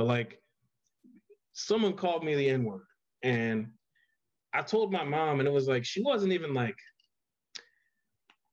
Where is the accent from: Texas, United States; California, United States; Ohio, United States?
Ohio, United States; Miamisburg; I always tell everyone I'm from Dayton, Ohio, but I'm actually from Miamisburg, Ohio, which is right outside of Dayton